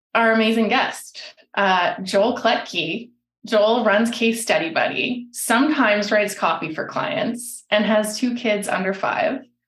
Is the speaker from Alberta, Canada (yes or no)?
yes; Alberta, Canada; I'm from Alberta